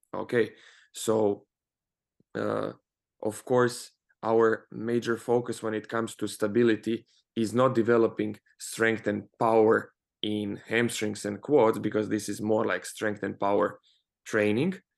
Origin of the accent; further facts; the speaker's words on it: Croatia; moved away; also born or lived in Spain; I come from Croatia, and over there we have uh, University of Zagreb